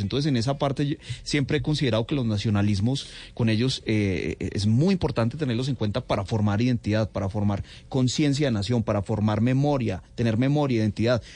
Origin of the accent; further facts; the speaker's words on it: Colombia; lo que somos realmente los colombianos